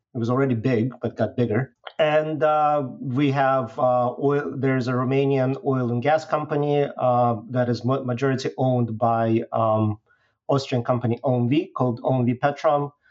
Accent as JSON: {"language": "English", "country": "Belarus", "moved": "yes", "said": "originally I'm from Belarus."}